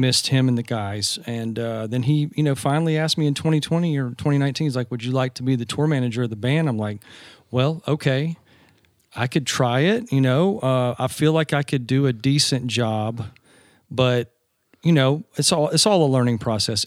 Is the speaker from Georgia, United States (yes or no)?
yes; Georgia, United States; accent: Southern; I grew up in Georgia.